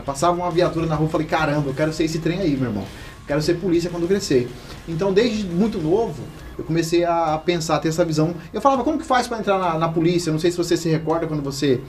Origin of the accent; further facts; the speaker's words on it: Los Angeles neighbourhood, Vila Carlota, Mato Grosso do Sul, Brazil; a realidade da onde eu nasci e moro até hoje